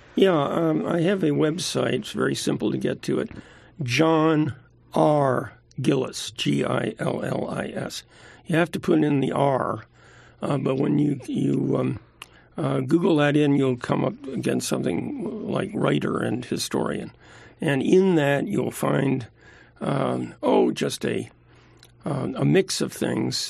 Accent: New Jersey, United States; now in California, United States; I'm a Jersey boy

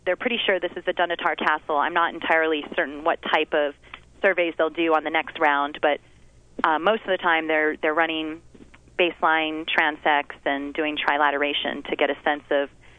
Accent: Big Island, Hawaii, United States; I born and raised in Hawaii, living on the Big Island my whole life

